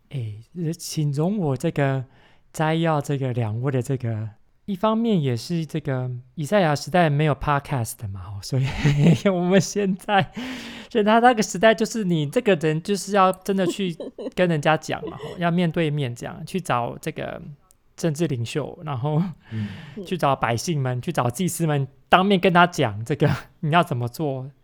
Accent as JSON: {"language": "Chinese", "country": "Taiwan", "tie": "born or raised there", "said": "我小时候在台湾听的"}